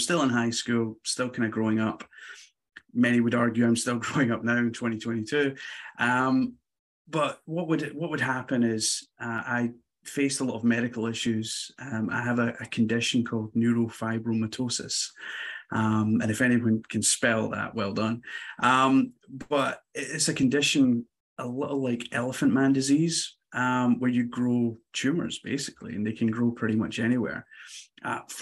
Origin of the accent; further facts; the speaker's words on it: Glasgow, Scotland, United Kingdom; I am not American, as you can tell from the accent. So born in Scotland, in a small city called Glasgow.